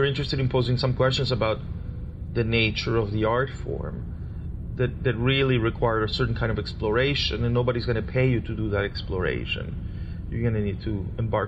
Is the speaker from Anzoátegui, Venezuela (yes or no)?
no; Caracas, Capital District, Venezuela; moved away; I was born in Caracas, Venezuela